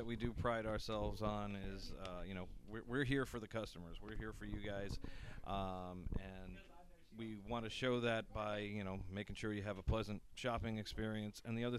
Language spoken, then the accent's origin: English; Orlando, Florida, United States; moved away; I am from the Orlando area